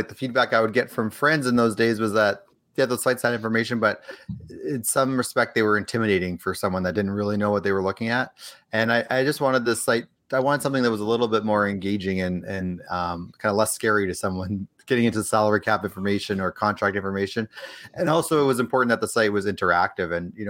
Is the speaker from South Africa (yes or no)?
no; Edmonton, Alberta, Canada; now in Los Angeles, United States; No, I'm from Edmonton originally, grew up there, spent most of my time in Edmonton. I moved out to L.A. Several years ago, so that's where I'm based now.